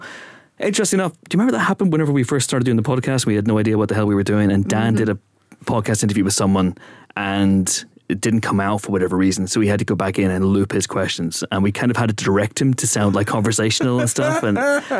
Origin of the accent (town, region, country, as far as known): Ireland; born or raised there; moved away